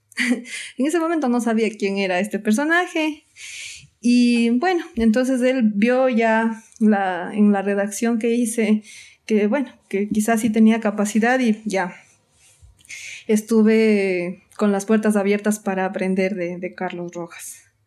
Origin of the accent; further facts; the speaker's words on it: Atuntaqui, Imbabura, Ecuador; moved away as an adult; also born or lived in Quito; soy de Atuntaki... mi cantón se llama Antonio Ant